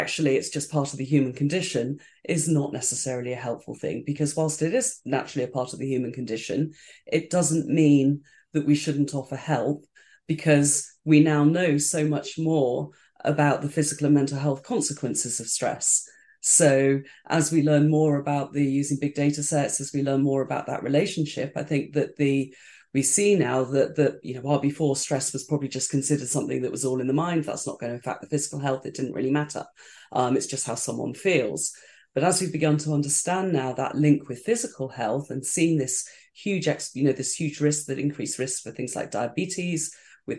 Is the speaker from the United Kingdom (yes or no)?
yes; United Kingdom; I'm British, so it's the stiff upper lip, it's just kind of get on with it and whatever.